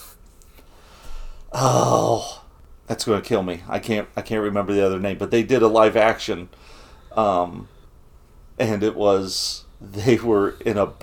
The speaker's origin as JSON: {"language": "English", "town": "Bluffton", "country": "United States", "tie": "born or raised there", "said": "I was born in a town called Bluffton. I was born in Bluffton."}